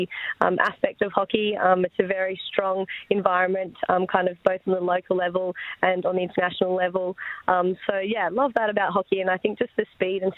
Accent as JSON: {"language": "English", "town": "Melbourne", "region": "Victoria", "country": "Australia", "tie": "born or raised there", "also_born_or_lived": "Worthing, England", "said": "We moved to Australia when I was six, so I'd say I'm from Melbourne"}